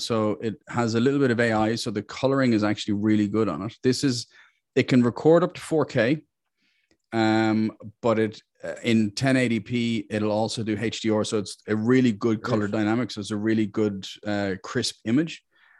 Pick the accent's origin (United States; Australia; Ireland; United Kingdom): Ireland; Look, I'm Irish.